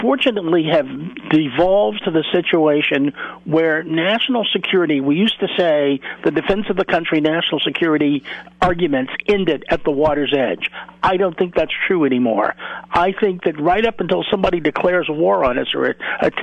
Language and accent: English; Chicago, Illinois, United States; I grew up in Chicago